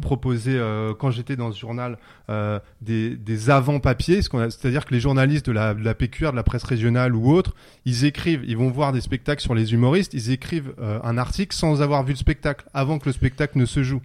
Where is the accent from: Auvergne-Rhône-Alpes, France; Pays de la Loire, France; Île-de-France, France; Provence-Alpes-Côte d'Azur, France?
Île-de-France, France; Pantin; on est au cœur de Pantin, là où j'ai grandi